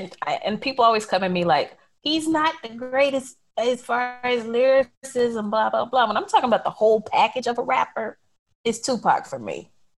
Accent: the South, United States; Three, as a Southerner, I have to say ….

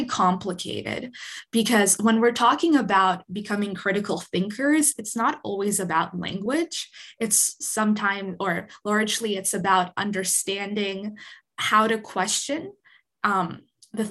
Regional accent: Winnipeg, Manitoba, Canada; moved away; I grew up in Winnipeg

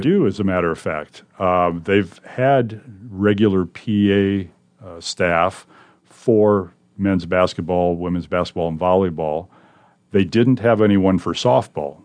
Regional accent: Gayville, South Dakota, United States; moved away as an adult; now in Omaha, United States; I'm from South Dakota, Yankton County, South Dakota, actually. A small farming community named Gayville. I lived on a farm there, went to grade school in Gayville, went to high school in Yankton

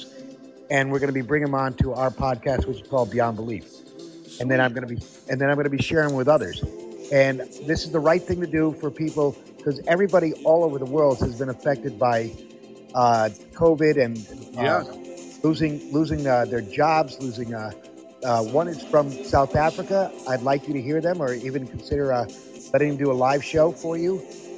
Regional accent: Netherlands; moved away; I grew up in Europe, in the Netherlands

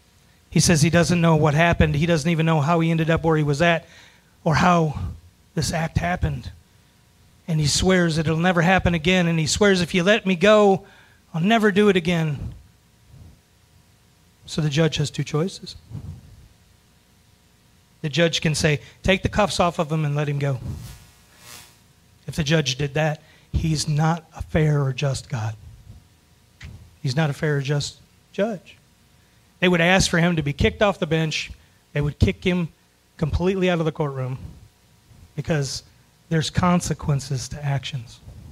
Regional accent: Florida, United States; now in Kentucky, United States; I moved here from Florida. And in Florida, we don't have a whole lot of skunks.

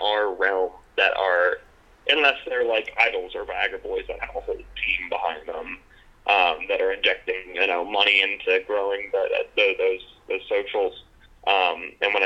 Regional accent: California, United States; moved away as an adult; also born or lived in Toronto; now in Canada; I'm a West Coaster, not a Canadian West Coaster. I was born and raised in California, moved out here for school.

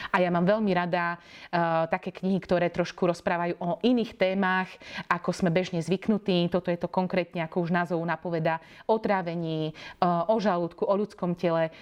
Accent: eastern Slovakia, Slovakia; Ja sama pochádzam z dediny e, z východného Slovenska

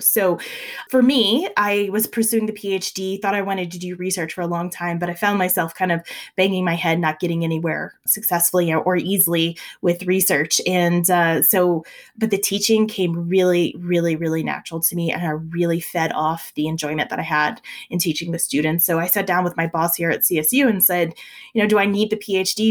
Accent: South Louisiana, United States; moved away as an adult; now in Colorado, United States; I'm from South Louisiana

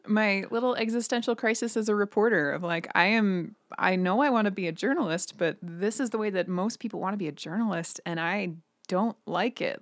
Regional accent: Billings, Montana, United States; also born or lived in Missoula / South Dakota; now in Billings, United States; I, I grew up in Billings, and I studied in Missoula in college.

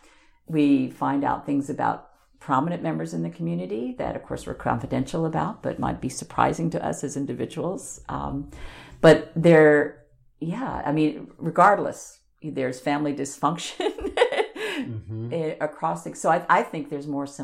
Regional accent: Long Island, New York, United States; moved away; also born or lived in Corvallis, Oregon; When I was growing up on Long Island

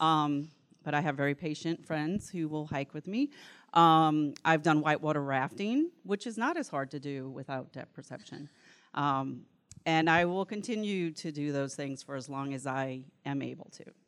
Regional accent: New Orleans, Louisiana, United States; accent: New Orleans; now in Vicksburg, United States; I am from Vicksburg, Mississippi, but originally from New Orleans, so this is a New Orleans accent, it's not a Mississippi accent.

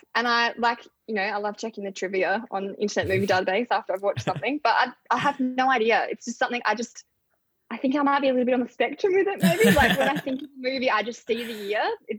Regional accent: Mount Gambier, South Australia, Australia; also born or lived in Adelaide; so moved back to my hometown, which is in rural South Australia. It's actually, I'm from Mount Gambier, which is technically the second biggest city in South Australia, but it's not a city. It's a one-horse town, really. So I moved back there

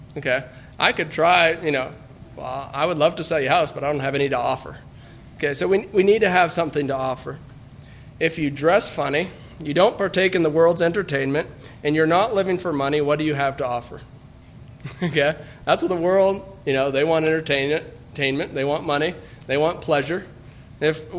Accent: United States; as American Mennonites

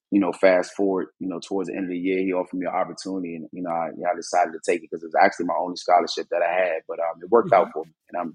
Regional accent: Washington, District of Columbia, United States; moved away as an adult; also born or lived in Savannah, Georgia; Well, I'm actually from Washington, D.C., born and raised. Spent my first 18 years there before I moved to Georgia and basically became half Savannian.

